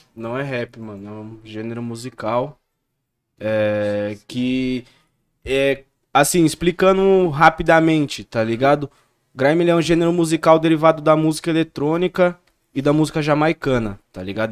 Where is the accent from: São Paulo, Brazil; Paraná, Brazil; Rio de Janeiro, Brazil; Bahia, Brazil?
São Paulo, Brazil; Campo Limpo Paulista; eu sou de Campo Limpo, tá ligado? Uhum. Campo Limpo Paulista